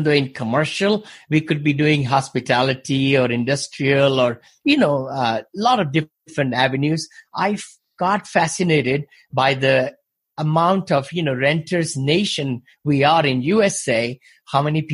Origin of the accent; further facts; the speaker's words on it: India; moved away as an adult; now in United States; I came from India originally.